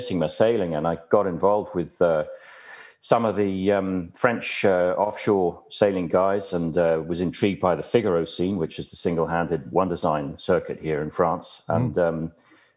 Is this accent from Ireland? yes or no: yes; Dublin, Leinster, Ireland; moved away; I grew up in Dublin in the 60s